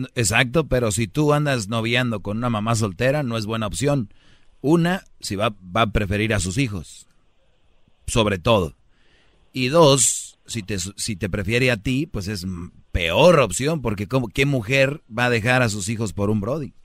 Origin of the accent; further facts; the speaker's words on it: Monterrey, Nuevo León, Mexico; como buen regio